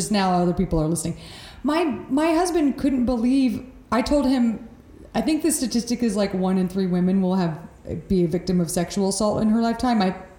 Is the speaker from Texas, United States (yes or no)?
yes; Texas, United States; moved away; And I'm from Texas